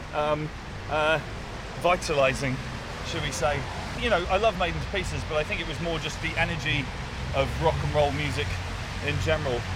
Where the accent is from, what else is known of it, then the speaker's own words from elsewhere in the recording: Winchester, South East England, United Kingdom; I was raised just outside Winchester